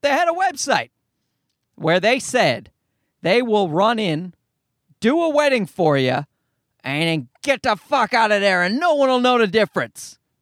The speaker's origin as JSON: {"language": "English", "country": "Canada", "said": "I'm Canadian"}